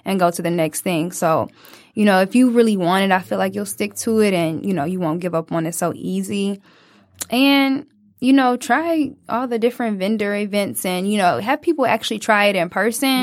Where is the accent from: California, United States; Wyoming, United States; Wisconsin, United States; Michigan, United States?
Michigan, United States; Detroit; a young twenty-year-old just growing up in Detroit